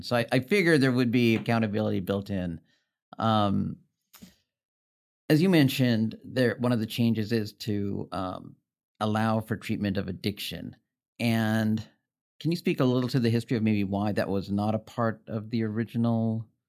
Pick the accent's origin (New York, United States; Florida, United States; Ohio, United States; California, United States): California, United States; Los Angeles; I'm from the Los Angeles area.